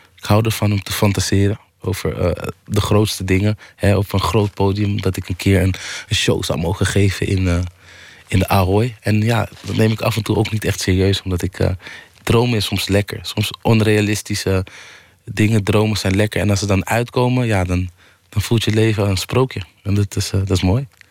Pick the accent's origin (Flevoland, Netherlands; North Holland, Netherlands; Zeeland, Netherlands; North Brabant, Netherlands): North Holland, Netherlands; Amsterdam; ik kom uit Amsterdam Oost